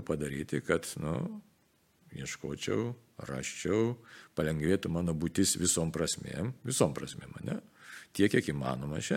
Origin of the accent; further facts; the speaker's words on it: Lithuania; nes mes lietuviai jautrų žmonės esame iš tikrųjų